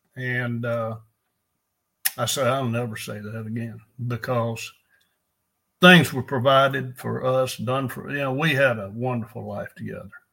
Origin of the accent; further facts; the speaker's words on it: El Dorado, Arkansas, United States; I was raised in El Dorado.